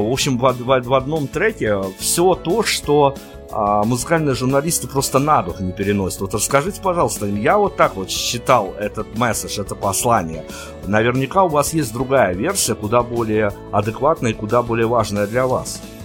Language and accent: Russian; Belarus; кроме нас, кроме белорусов